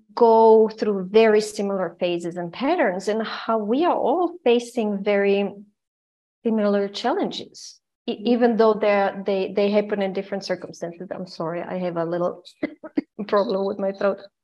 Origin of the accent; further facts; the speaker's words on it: Croatia; also born or lived in Austria / United States; now in Vienna, Austria; I am originally from Croatia and I lived during the war in Croatia. In the 90s, I moved, I escaped to Austria